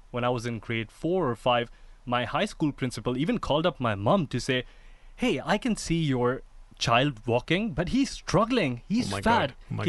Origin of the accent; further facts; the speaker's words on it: Dubai, United Arab Emirates; When I was growing up in Dubai, I've come from an Indian family that loves to eat and loves to feed.